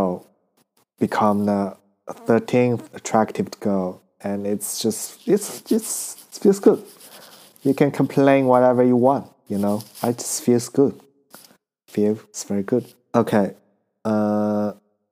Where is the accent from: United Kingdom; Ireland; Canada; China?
China; moved away as an adult; now in Australia; I'm from China